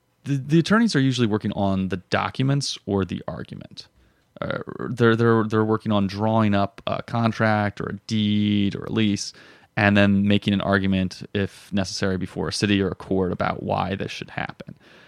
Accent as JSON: {"language": "English", "region": "Florida", "country": "United States", "tie": "born or raised there", "also_born_or_lived": "Chicago / Colorado", "lives_now": "Philadelphia, United States", "said": "South Florida."}